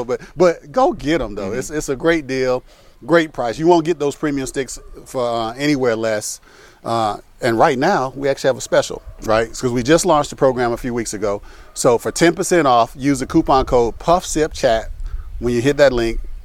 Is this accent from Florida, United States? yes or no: yes; Tampa, Florida, United States; In Tampa, Florida, Ybor City, the home of cigars, really, for the U.S. My hometown, where I grew up